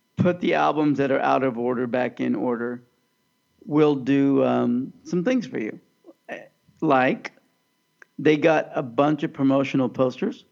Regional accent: Overland Park, Kansas, United States; I grew up in Overland Park, Kansas

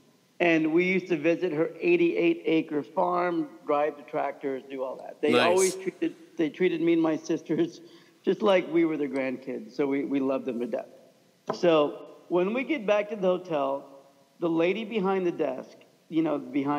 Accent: Kansas, United States; moved away; a slightly disabled Pakistani kid growing up in Kansas

